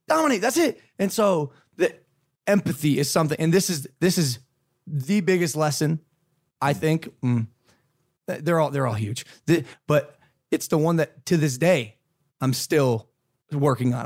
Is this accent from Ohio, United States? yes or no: yes; Ohio, United States; I'm a kid from Ohio, bro. I'm from Ohio